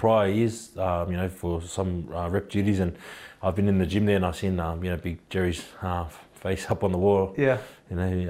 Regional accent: Queensland, Australia; also born or lived in New Zealand; I was born in Queensland

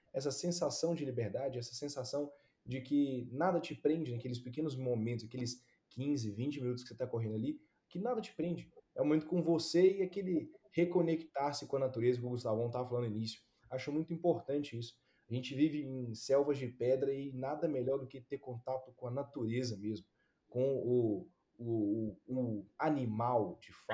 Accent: Ipatinga, Minas Gerais, Brazil; moved away; Patinga eu estou acostumado com temperatura. Minha cidade natal

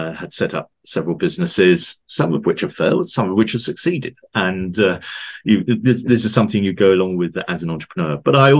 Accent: London, United Kingdom; also born or lived in Switzerland; now in West Yorkshire, United Kingdom; I'm a Londoner by birth. I now live in West Yorkshire in the UK

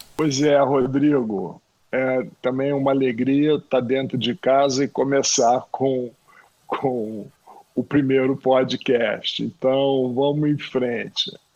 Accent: Rio de Janeiro, Brazil; eu, como carioca

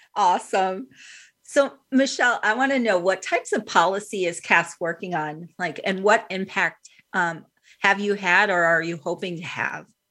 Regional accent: Midwest, United States; I'm from the Midwest.

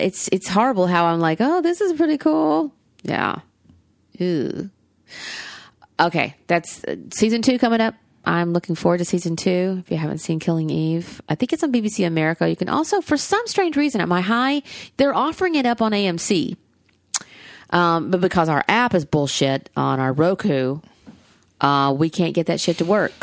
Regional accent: the South, United States; accent: Southern; my Southern accent

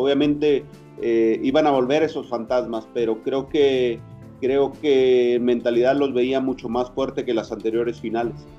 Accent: Estación Almoloya, Oaxaca, Mexico; mi pueblo se llama Estación Almoloya, Oaxaca

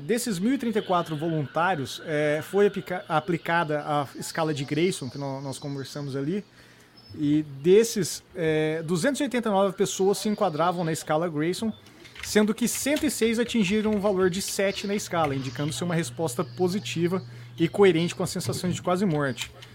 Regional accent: Brazil; a gente vive sendo brasileiro

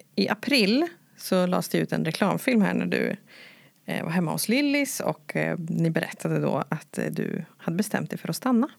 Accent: Karlskoga, Örebro County, Sweden; jag är från Karlskoga

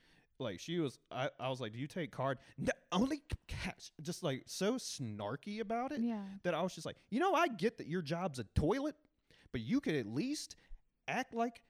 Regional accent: the South, United States; accent: Southern; he seemed down that I was from the South.

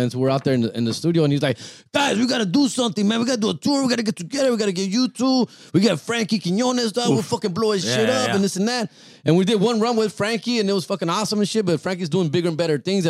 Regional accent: Huntington Park, California, United States; born and raised in HP, dog? Out there, Huntington Park, California.

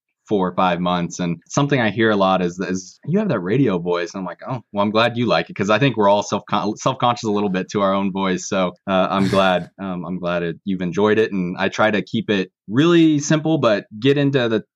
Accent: Kansas City, United States; now in Northwest Missouri, United States; I grew up in the kind of suburbs of Kansas City

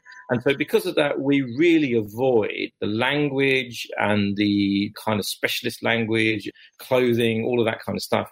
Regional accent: London, United Kingdom; accent: Cockney; where I grew up in East London

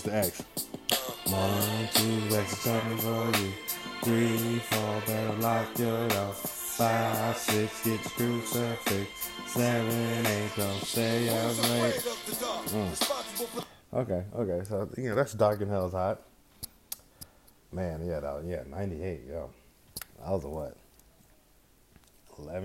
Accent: Bay Area, California, United States; I'm from the Bay Area. I'm in the Bay Area

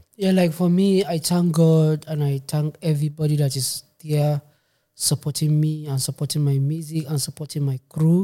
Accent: Kano State, Nigeria; also born or lived in Maiduguri, Borno, Nigeria; now in Stuttgart, Germany; So, I'm from Nigeria. I born in Maiduguri. Grow up in Kano State.

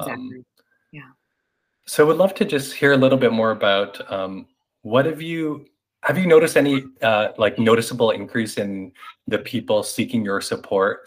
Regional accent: Canada; moved away; also born or lived in New York; coming from an Asian uh, Canadian, but I also identify as Asian American having lived in New York

